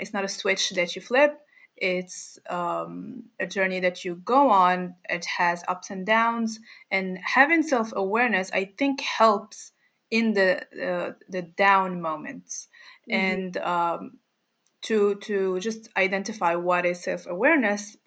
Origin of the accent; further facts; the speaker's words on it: Morocco; I'm from Morocco.